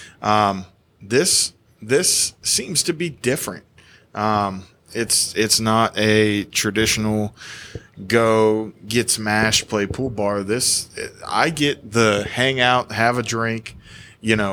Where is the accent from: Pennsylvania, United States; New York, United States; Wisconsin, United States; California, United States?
Pennsylvania, United States; New Castle; now in Marysville, United States; I was born in Newcastle, Pennsylvania, right outside of Pittsburgh